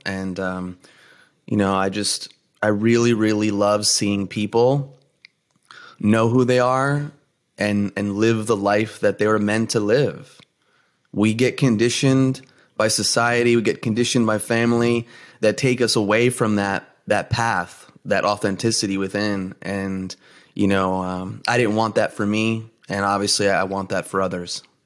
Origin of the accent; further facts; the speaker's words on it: New Jersey, United States; I'm first generation, uh, Greek American, born and raised in New Jersey